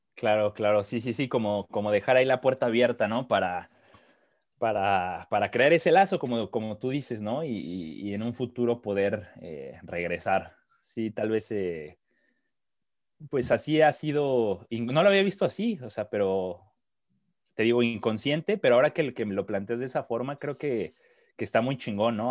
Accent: Mexico City, Mexico; moved away as an adult; now in Sweden; crecí en la Ciudad de México, eh, estuve 26 años ahí, 27

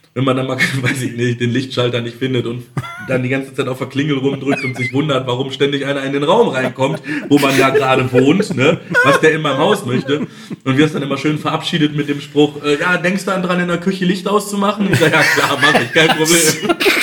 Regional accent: Lemgo, North Rhine-Westphalia, Germany; ich komme aus Lemgo. Lemgo ist die Postleitzahl 32657

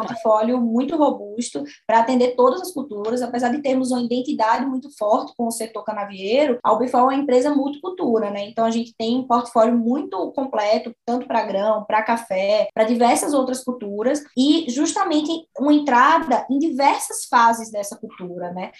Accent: Sirinhaém, Pernambuco, Brazil; moved away as an adult; also born or lived in Uberaba; now in Goiás, Brazil; eu sou de Sirinhaém, Sou de Siriaém, Pernambuco, uma cidade próxima a Recife

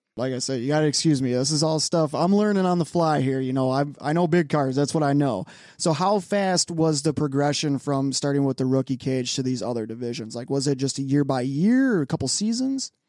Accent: Chicago, Illinois, United States; moved away; I'm from Chicago

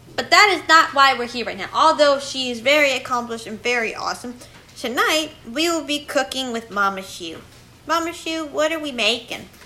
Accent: England, United Kingdom; moved away; I am not from this country. I am from England

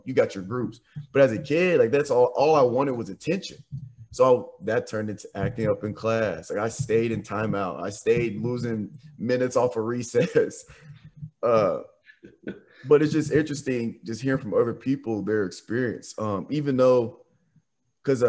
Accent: Nashville, Tennessee, United States; also born or lived in Jackson, Tennessee; I'm from Nashville and I'm from Williamson County

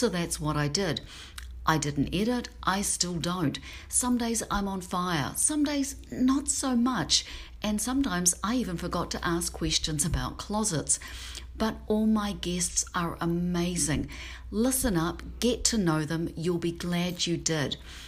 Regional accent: Auckland, New Zealand; also born or lived in Tokyo, Japan; now in Seattle, United States; we came from Glenfield, which is the suburb, which was, you know, kind of in the middle of nowhere in Auckland. And now I'm living in Seattle

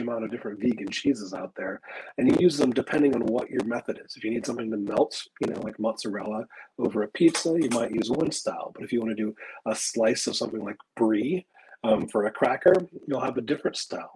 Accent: Midwest, United States; moved away; also born or lived in Texas; I grew up in the Midwest and was used to having wild sumac grow kind of all over the place

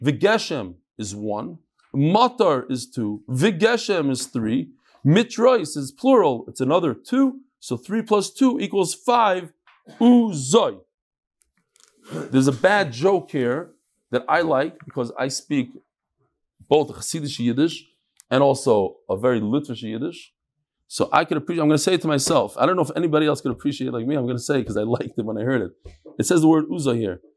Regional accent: New York, United States; I grew up in New York

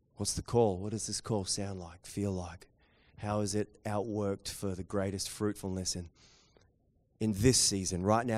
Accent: New Zealand; accent: Kiwi; my Kiwi accent

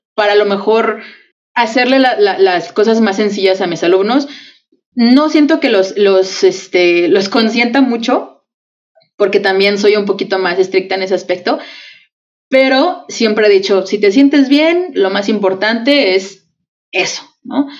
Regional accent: Mexico; vivimos las dos en México, somos mexicanas

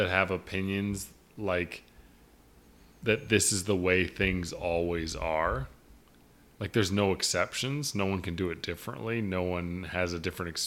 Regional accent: Canada; No, I was born in Canada.

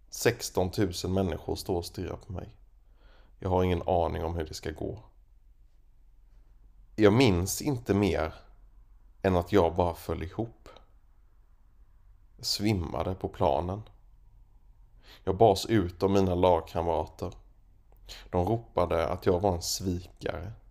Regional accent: Småland, Sweden; Jag ska berätta om min uppväxt i Småland.

